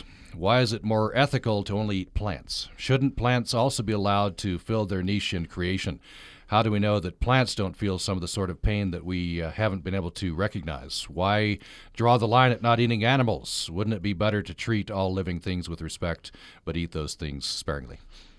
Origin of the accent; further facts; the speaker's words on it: Vernal, Utah, United States; I grew up in Vernal.